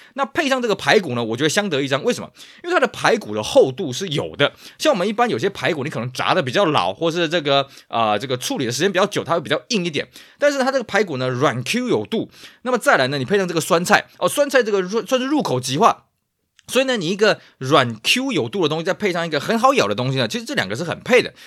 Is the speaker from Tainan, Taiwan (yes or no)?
yes; Tainan, Taiwan; moved away; also born or lived in Taipei; 我因为老家在台南